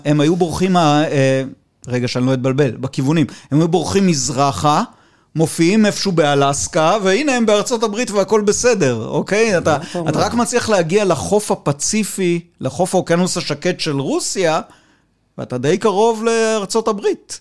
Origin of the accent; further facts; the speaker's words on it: Israel; אני בן קיבוץ